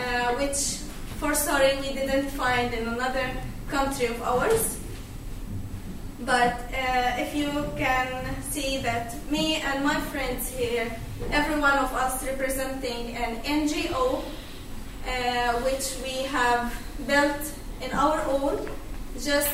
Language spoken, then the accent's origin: English; Gaza Strip, Palestine; moved away as an adult; now in Sweden; I'm originally from Palestine, Gaza Strip. I'm here in Sweden 2 years ago.